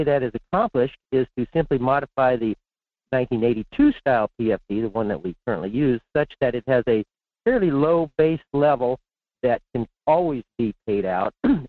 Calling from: Fairbanks, Alaska, United States; in Fairbanks.

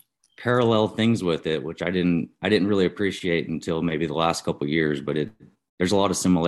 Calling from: Guthrie, Oklahoma, United States; I'm here in, well, technically it's Guthrie, Oklahoma, but basically kind of North Edmond, north of Oklahoma City.

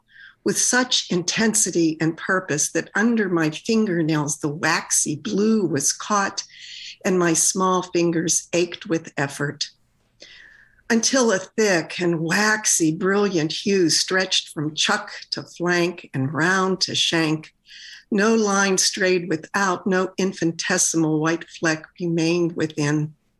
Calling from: Pittsburgh, Pennsylvania, United States; Pittsburgh, Pennsylvania.

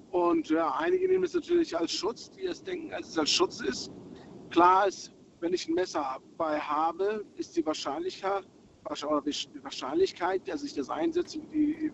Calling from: Berlin, Germany; Ich komme aus Berlin.

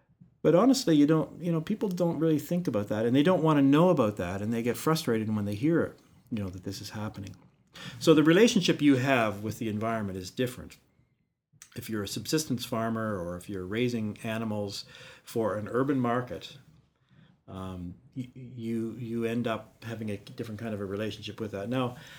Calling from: Newfoundland and Labrador, Canada; But we're speaking from Newfoundland here where I can't recycle a can.

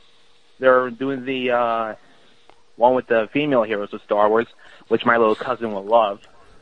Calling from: Bayonne, New Jersey, United States; I'm calling from Bayonne, New Jersey.

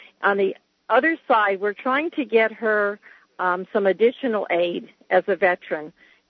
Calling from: Fort Lauderdale, Florida, United States; I'm calling from Fort Lauderdale, and I'm on my cell phone, so I hope you can hear me okay.

